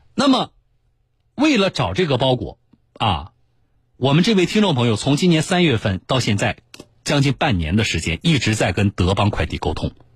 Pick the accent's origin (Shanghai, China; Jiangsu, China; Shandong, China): Jiangsu, China; 我们江苏人